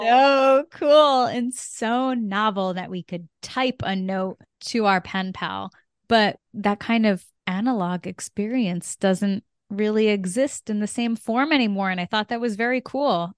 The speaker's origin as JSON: {"language": "English", "region": "Connecticut", "country": "United States", "tie": "born or raised there", "said": "I am from Connecticut"}